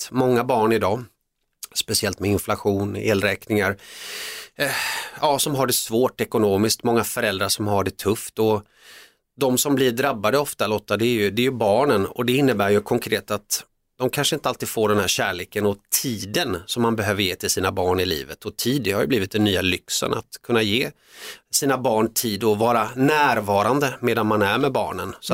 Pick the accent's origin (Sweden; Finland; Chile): Finland; born there; det visade sig efteråt sen när jag forskade i, i min uppväxt att jag var född i Finland men vi bodde delvis en kort period